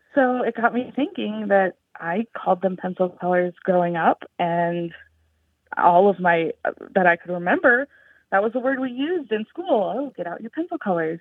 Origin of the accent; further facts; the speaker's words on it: Louisiana, United States; now in Michigan, United States; I'm calling from Michigan, both me and my spouse, we were raised in Louisiana